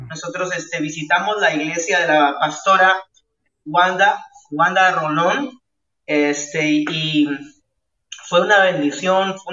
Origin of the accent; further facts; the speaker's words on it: La Libertad, Peru; born there; Yo soy de la nación de Perú, nací en un pueblito muy chiquitito, muy pequeño, se llama eh, eso está a, una hora de la ciudad de Trujillo, donde actualmente estoy viviendo, ciudad de Trujillo. Yo nací en ese pueblo